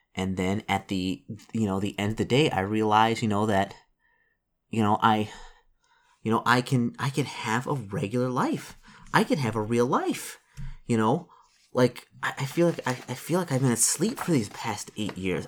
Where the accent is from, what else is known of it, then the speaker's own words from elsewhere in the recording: Detroit, Michigan, United States; I'm from Detroit.